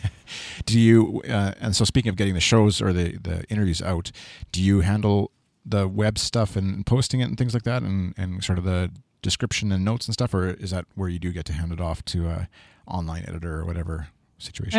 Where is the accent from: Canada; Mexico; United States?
Canada; being Canadian